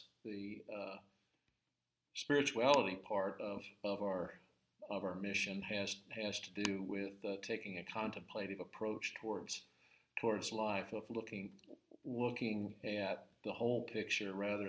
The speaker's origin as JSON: {"language": "English", "town": "Long Beach", "region": "California", "country": "United States", "moved": "yes", "lives_now": "Amarillo, United States", "said": "California, Southern California."}